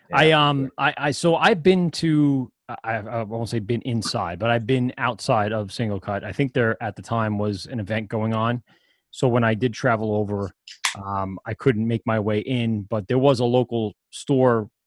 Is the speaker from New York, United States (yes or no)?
yes; Amityville, New York, United States; also born or lived in Maryland; I grew up in Amityville